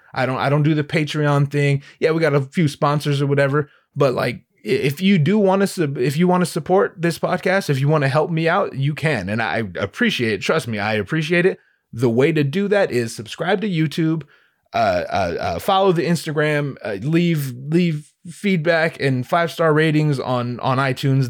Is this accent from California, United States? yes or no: yes; Southern California, United States; also born or lived in Los Angeles; I'm from Southern California